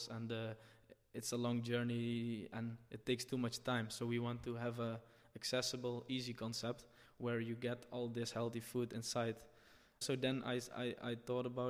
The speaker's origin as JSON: {"language": "English", "town": "Nederweert", "region": "Limburg", "country": "Netherlands", "said": "I'm from Limburg, the south of the Netherlands, a small village called Nederweert."}